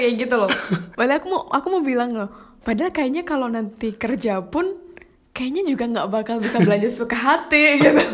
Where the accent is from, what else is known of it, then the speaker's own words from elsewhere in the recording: Java, Indonesia; accent: medok; aku tuh medok-medok gitu suaranya.